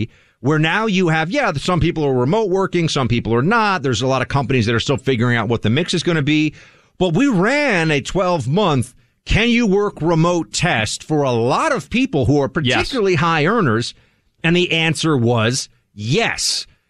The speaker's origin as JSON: {"language": "English", "town": "New York City", "region": "New York", "country": "United States", "said": "just to speak as a New Yorker"}